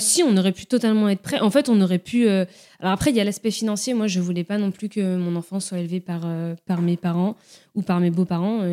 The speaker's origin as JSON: {"language": "French", "town": "Nantes", "region": "Pays de la Loire", "country": "France", "moved": "as an adult", "lives_now": "Rennes, France", "said": "je viens de Nantes, je suis à Rennes depuis 3-4"}